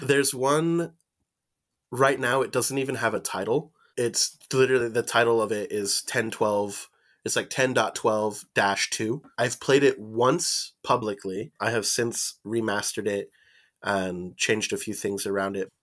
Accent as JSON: {"language": "English", "town": "Mesa", "region": "Arizona", "country": "United States", "tie": "born or raised there", "also_born_or_lived": "Phoenix, Arizona / Fountain Hills, Arizona", "moved": "as an adult", "lives_now": "Tucson, United States", "said": "I was born in Mesa, Arizona, and then I grew up predominantly in the, in the city of Mesa, South Phoenix"}